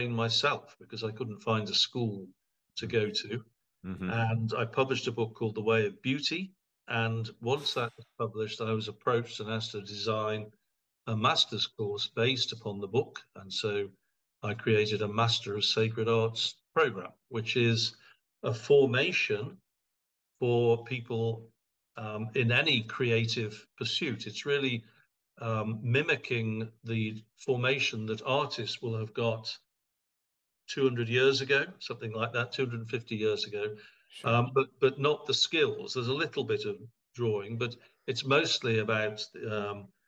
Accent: England, United Kingdom; moved away as an adult; also born or lived in California; now in Princeton, United States; I'm English

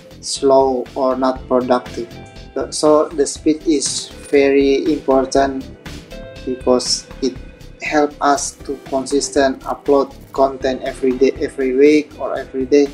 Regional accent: Indonesia; from Indonesia.

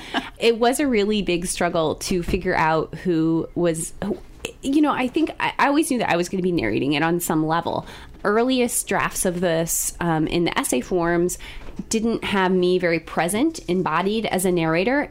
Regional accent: Columbia, Missouri, United States; I grew up here in Columbia, so sophomore at Rockbridge High School

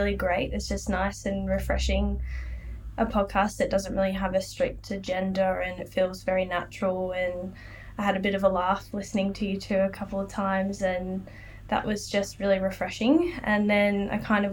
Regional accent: Melbourne, Victoria, Australia; moved away as an adult; now in Sunshine Coast, Australia; I'm originally from Melbourne, but I'm living on the Sunshine Coast at the moment

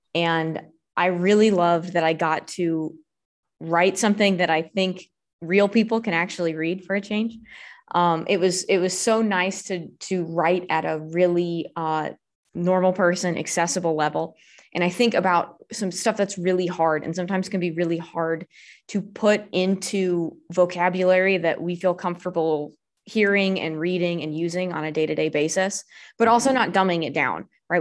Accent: Southern California, United States; now in Alabama, United States; I'm originally from Southern California, I moved to Alabama

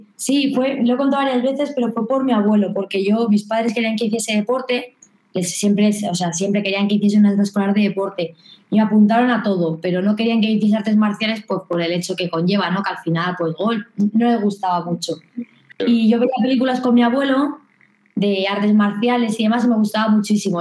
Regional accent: Madrid, Community of Madrid, Spain; yo soy de Madrid, pero compito por Castilla-La Mancha

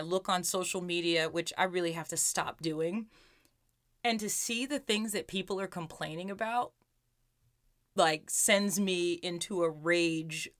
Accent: New York City, New York, United States; we grew up in Brooklyn and then we moved to Queens

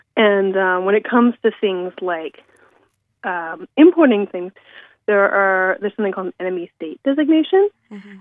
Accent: United States; now in Toronto, Canada; I'm an American archivist and librarian currently based in Toronto, Canada

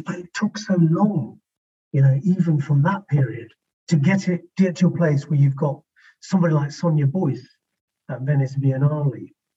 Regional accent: West Midlands, United Kingdom; the West Midlands

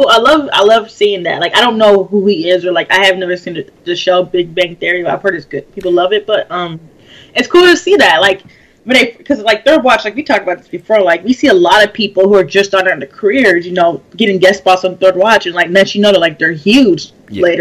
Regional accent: United States; now being American

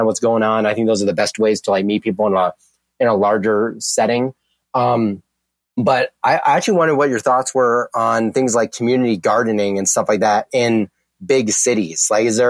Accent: Midland, Kansas, United States; moved away; I grew up in Midland, Kansas, really small town.

